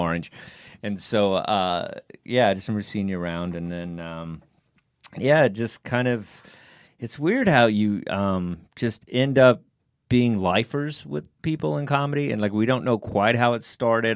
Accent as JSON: {"language": "English", "region": "Texas", "country": "United States", "said": "I'm from Texas"}